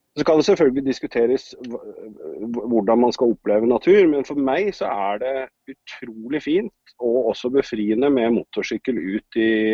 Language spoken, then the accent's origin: Norwegian; Hamar, Innlandet, Norway; moved away as an adult; also born or lived in Grimstad / Oslo; now in Son, Norway; fra Grimstad, men oppvokst utenfor Hamar.